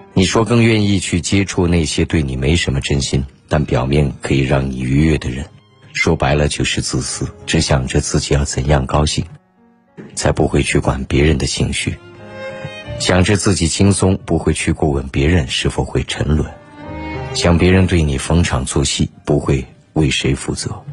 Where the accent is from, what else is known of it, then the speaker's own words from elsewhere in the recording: China; 作为中国人， 任何比赛当然都是希望中国人能够赢下的